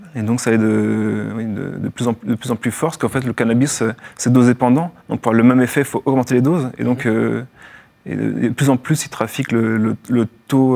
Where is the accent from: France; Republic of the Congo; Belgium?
France; Morlaix, Finistère, Brittany; moved away as an adult; also born or lived in Paris region; now in Lourdes, France; je suis né en Bretagne, à Morlin-Finistère-Nord